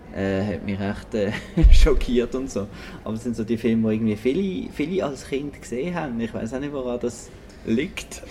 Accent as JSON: {"language": "German", "country": "Switzerland", "said": "bei uns in der Schweiz"}